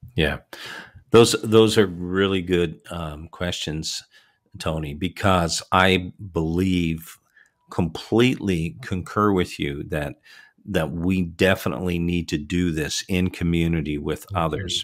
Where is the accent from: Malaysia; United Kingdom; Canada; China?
Canada; Toronto, Ontario; born or raised there; moved away